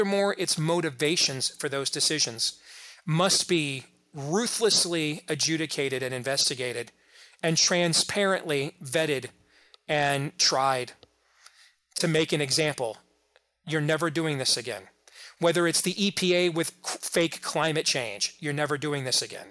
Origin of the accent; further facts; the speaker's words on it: Iowa, United States; my home state of Iowa